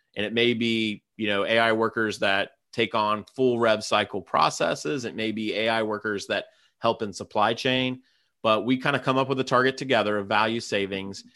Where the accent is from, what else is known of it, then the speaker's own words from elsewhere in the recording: Ohio, United States; my hometown, Police, Ohio